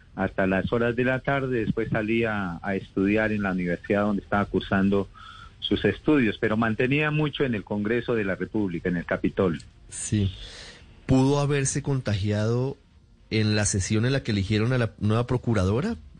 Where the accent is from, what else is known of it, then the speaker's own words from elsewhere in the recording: Santander de Quilichao, Cauca, Colombia; Ahorita en Santander de Quilichao, mi tierra, en el departamento del Cauca